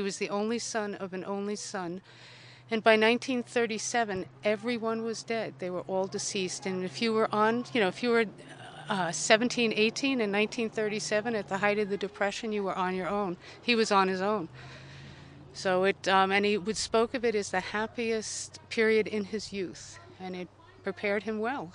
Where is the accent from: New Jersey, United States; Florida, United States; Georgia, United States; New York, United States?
New Jersey, United States; Ridgewood; I am from Ridgewood, New Jersey